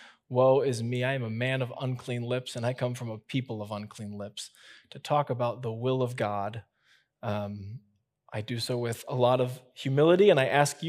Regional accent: Midwest, United States; I grew up in the Midwest, and this is just kind of how we did it.

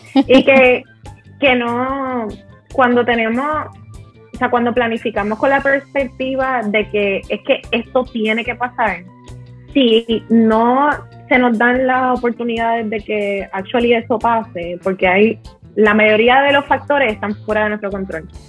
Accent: Puerto Rico; nosotros somos dos personas normales que nos criamos en condiciones average en Puerto Rico

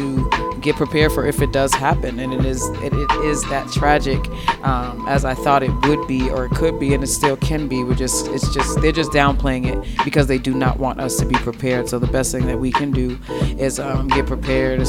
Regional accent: Boston, Massachusetts, United States; moved away as an adult; now in Las Vegas, United States; I'm an implant. Again, I'm from Boston, Mass.

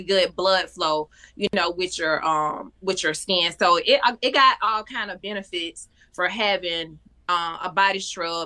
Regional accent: Union, South Carolina, United States; now in Charlotte, United States; I am from Union, South Carolina, but I've been in Charlotte, North Carolina for a lot of years now.

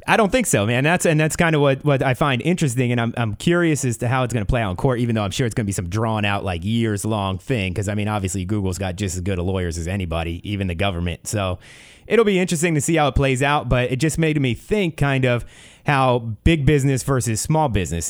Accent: East Coast, United States; now in Ventura County, United States; growing up on the East Coast

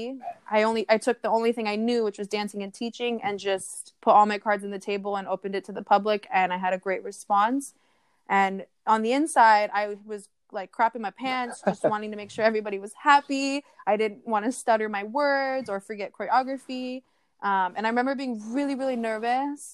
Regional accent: United States; I'm Polynesian from America

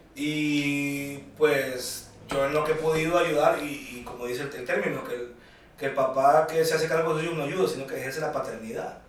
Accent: Tegucigalpa, Francisco Morazán, Honduras; yo soy eh, un hondureño, nacido en Tegucigalpa, 1980, tengo 39 años

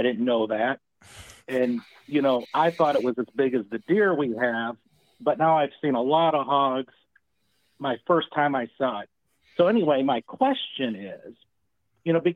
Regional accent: Michigan, United States; now in Louisiana, United States; I'm here in the South, as y'all said, Louisiana, and I'm from Michigan originally.

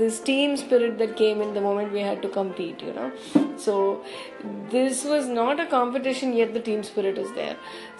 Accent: Mangalore, Karnataka, India; and I'm from Yenapoya, Mangalore. I'm a dentist

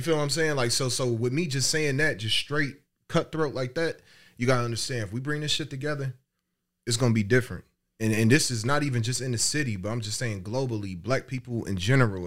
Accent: Dayton, Ohio, United States; I'm from Dayton.

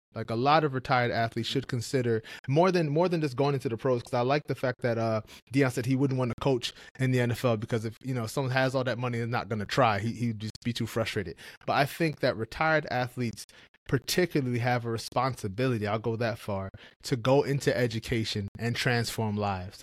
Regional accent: New York, United States; I grew up in New York

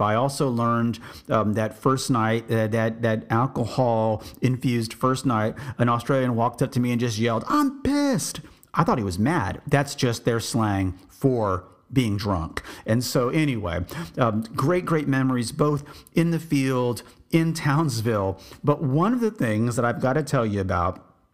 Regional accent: Texas, United States; I'm from Texas. I said, I'm, I'm American

